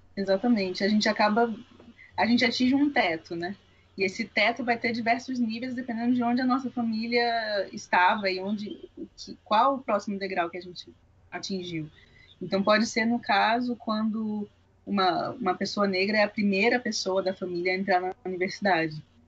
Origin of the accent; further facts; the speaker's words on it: Bahia, Brazil; moved away; na área de onde eu vim, a Bahia